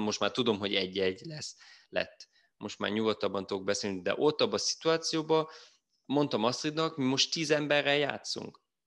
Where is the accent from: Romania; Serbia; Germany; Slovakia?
Germany; itt élek, itt születtem Németországban